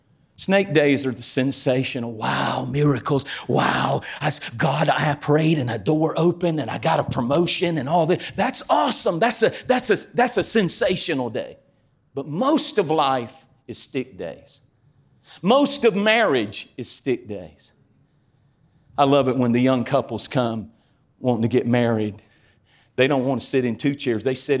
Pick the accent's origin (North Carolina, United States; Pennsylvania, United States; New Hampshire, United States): North Carolina, United States; I'm as country as cornbread. I'm from Eastern North Carolina. I lived in a cornfield.